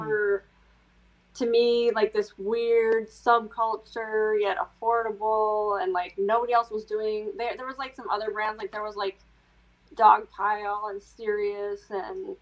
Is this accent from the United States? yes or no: yes; Midwest, United States; I grew up in the Midwest